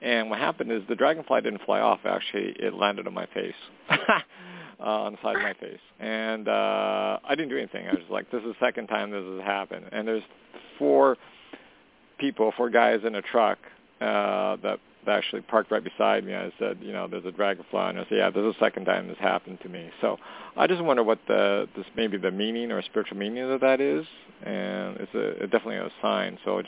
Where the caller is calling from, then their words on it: Canada; Hey, Toni … calling from Canada.